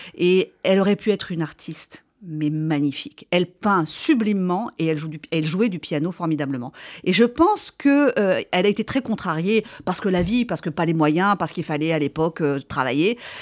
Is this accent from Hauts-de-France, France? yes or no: yes; Marquette-en-Ostrevant, Hauts-de-France, France; j'ai euh, été élevée. vraiment, je viens du Nord